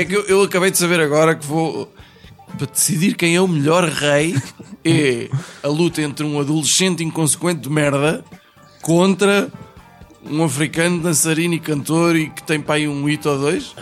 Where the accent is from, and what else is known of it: Portugal